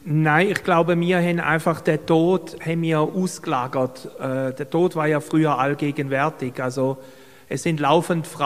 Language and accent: German; Baden-Württemberg, Germany; ich möchte dazu ein Beispiel geben aus Deutschland, wo ich herkomme komme aus Baden-Württemberg